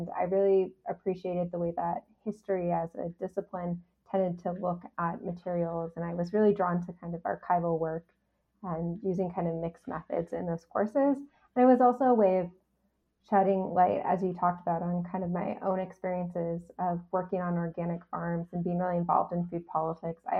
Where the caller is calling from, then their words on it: Montreal, Quebec, Canada; So I'm joining you from Tiohtià:ke, Montreal, on unceded Kanien'kehá:ka territory.